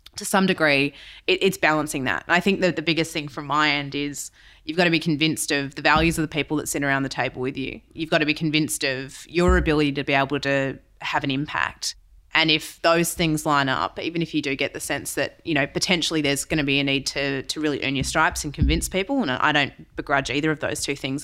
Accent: Western Australia, Australia; now in Melbourne, Australia; I'm West Aussie originally

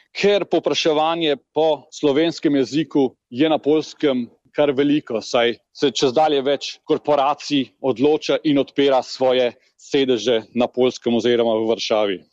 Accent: Slovenia; moved away as an adult; now in Poland; mi kot Slovenci pa smo bili seveda v Jugoslaviji

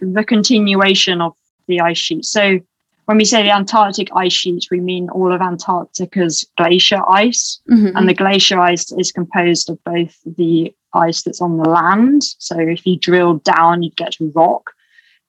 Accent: England, United Kingdom; accent: English; now in Boulder, United States; my English accent

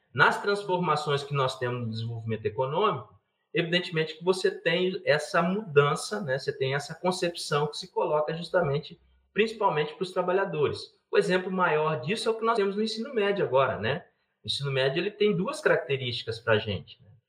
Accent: Campinas, São Paulo, Brazil; now in Minas Gerais, Brazil; eu, eu não sou mineiro de naturalidade, né? Agora eu estou mineiro, né? Eu, eu nasci em Campinas

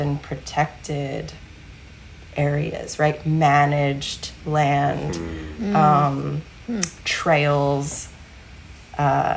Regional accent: Deep South, United States; now in California, United States; I grew up in the Deep South

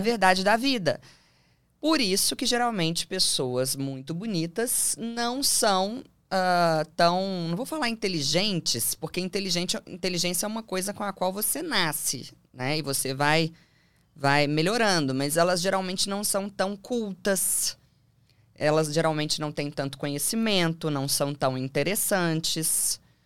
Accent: Belo Horizonte, Minas Gerais, Brazil; moved away as an adult; now in São Paulo, Brazil; E eu sou de Belo Horizonte, hoje eu moro em São Paulo

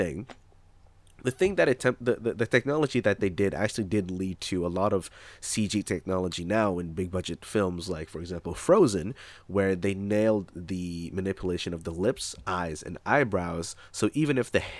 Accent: Toronto, Ontario, Canada; also born or lived in Asia; I was born in Canada, but about a month after I was born, maybe 2, I don't know, I was brought back to Asia

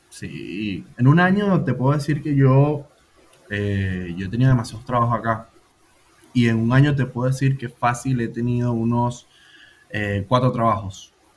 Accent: Venezuela; now in Buenos Aires, Argentina; Soy más venezolano que, que la caragota

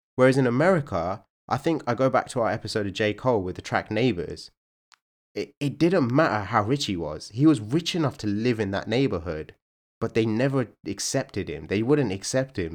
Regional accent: United Kingdom; we're one of the most culturally diverse countries in the world

